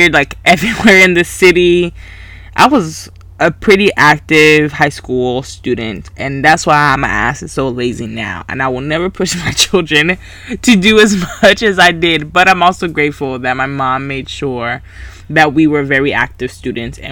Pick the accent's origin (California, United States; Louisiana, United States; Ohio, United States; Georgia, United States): Georgia, United States; Grayson; also born or lived in Valdosta, Georgia; I was raised in Selma, but I went to Grayson